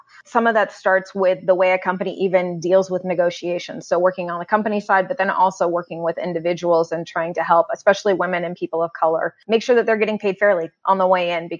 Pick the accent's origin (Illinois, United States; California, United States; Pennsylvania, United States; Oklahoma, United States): California, United States; Northern; also born or lived in Pacific Northwest; now in Boston, United States; I grew up in Northern California, about 5.5 hours north of San Francisco